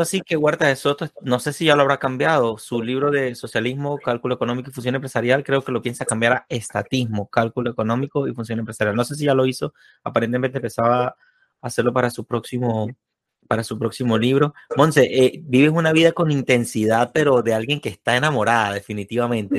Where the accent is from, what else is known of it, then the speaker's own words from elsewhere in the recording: Venezuela; un amiguito mío de infancia, de niño, de jugar pelota y eso, ya en, Venezuela, soy de Venezuela